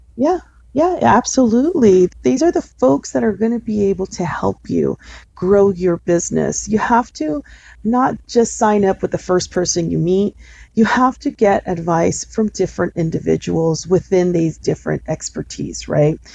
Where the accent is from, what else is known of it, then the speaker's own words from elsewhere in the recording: Los Angeles, California, United States; I'm from originally from East Los Angeles in here